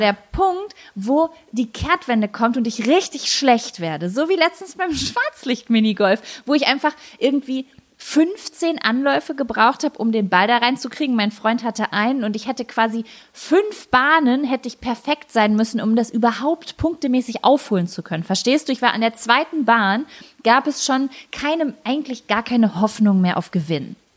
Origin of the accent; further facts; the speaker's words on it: Lübbecke, North Rhine-Westphalia, Germany; Ich war ja in jedem Verein in und um Lübbecke